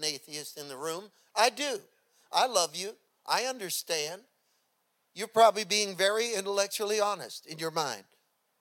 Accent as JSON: {"language": "English", "town": "San Francisco", "region": "California", "country": "United States", "also_born_or_lived": "Redding, California", "said": "I had left San Francisco to go up north to the Bay, from the Bay Area, to go to college in a little college in Redding"}